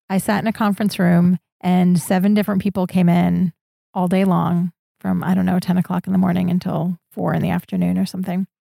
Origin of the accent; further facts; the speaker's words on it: Orwigsburg, Pennsylvania, United States; moved away as an adult; also born or lived in Syracuse / Escondido / San Francisco; now in Prague, Czechia; I grew up in Orwigsburg, Pennsylvania, and I lived there until I was eighteen